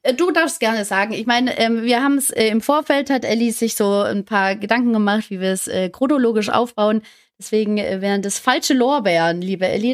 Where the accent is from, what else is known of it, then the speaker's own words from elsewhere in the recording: Stuttgart, Baden-Württemberg, Germany; komme aus Stuttgart, auch gebürtige Stuttgarterin